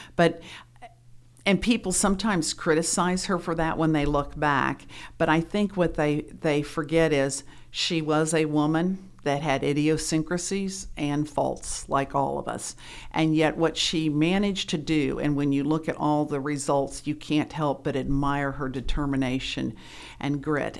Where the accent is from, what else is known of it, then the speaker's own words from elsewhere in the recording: Springfield, Ohio, United States; moved away; also born or lived in Oxford, Ohio; I'm from Springfield, Ohio